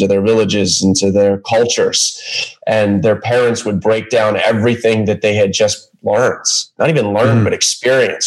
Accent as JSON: {"language": "English", "town": "Baltimore", "region": "Maryland", "country": "United States", "tie": "born or raised there", "moved": "as an adult", "said": "I ended up back in Baltimore, which is my hometown"}